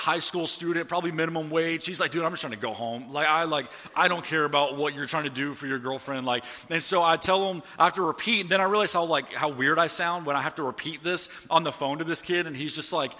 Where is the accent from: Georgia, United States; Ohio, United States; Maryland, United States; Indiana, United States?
Georgia, United States; Atlanta; moved away; I'm from Atlanta